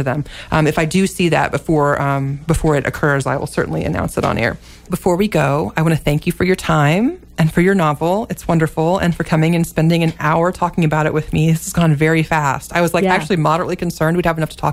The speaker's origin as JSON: {"language": "English", "country": "United States", "tie": "born or raised there", "said": "as an American publicly schooled child"}